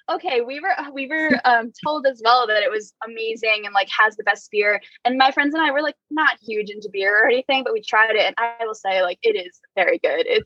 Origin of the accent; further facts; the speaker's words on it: East Coast, United States; now in West Coast, United States; I grew up on the East Coast and was more used to like seeing mostly Italian restaurants